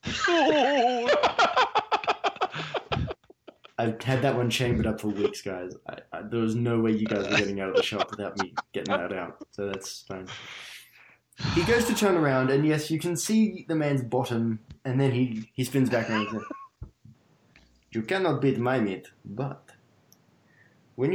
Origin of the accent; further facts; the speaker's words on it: Australia; accent: Australian; my Australian accent